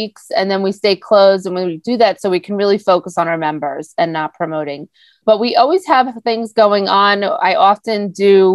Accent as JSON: {"language": "English", "area": "Long Island", "region": "New York", "country": "United States", "tie": "born or raised there", "said": "we grew up on the Great South Bay on Long Island, boating, fishing, going to the beach"}